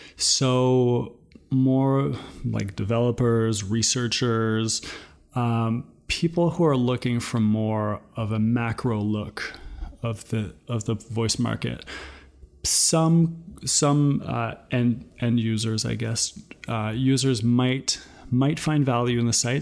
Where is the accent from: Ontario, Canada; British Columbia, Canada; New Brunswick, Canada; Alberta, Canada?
New Brunswick, Canada; now in Toronto, Canada; I'm currently in Toronto, but originally I'm from New Brunswick. So I'm Acadian